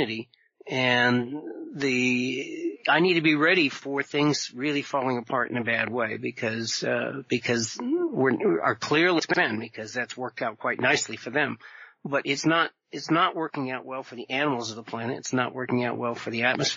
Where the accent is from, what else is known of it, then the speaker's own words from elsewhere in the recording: Vermont, United States; I grew up in Vermont